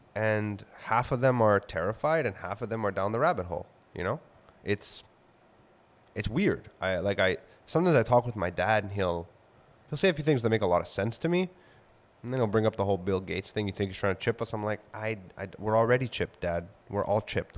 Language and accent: English; Montreal, Quebec, Canada; where I grew up in Kodanesh and it being, like, the hub of all the hospitals and healthcare institutions of the city and universities